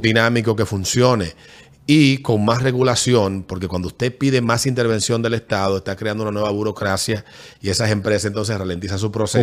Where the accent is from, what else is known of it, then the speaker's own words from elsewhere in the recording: Fantino, Sánchez Ramírez, Dominican Republic; mi pueblo de Fantino